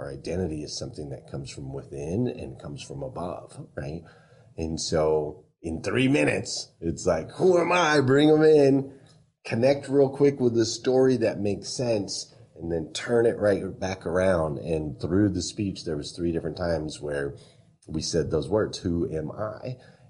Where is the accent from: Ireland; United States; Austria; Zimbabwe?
Austria; accent: New Zealand; I had a New Zealand accent, but I grew up in Austria, right?